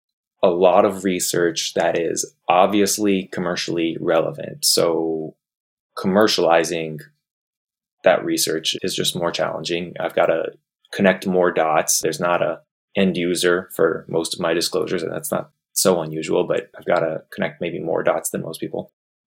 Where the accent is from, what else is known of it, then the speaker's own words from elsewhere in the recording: Alaska, United States; There's not a real difference just because we're from Alaska, even in terms of the technology.